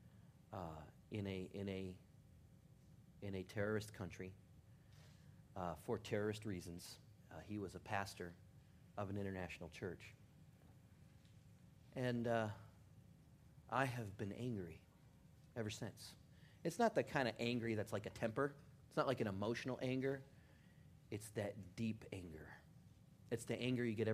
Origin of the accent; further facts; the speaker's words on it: Detroit, Michigan, United States; growing up in Detroit